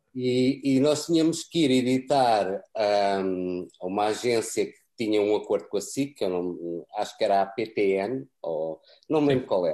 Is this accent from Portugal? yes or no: yes; Portugal; moved away as an adult; also born or lived in France / London; now in United Kingdom; eu saí de França com três anos para Portugal e, e, e só falava português